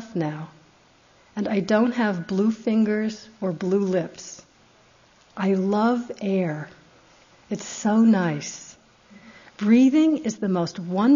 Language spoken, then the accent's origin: English; United States; being American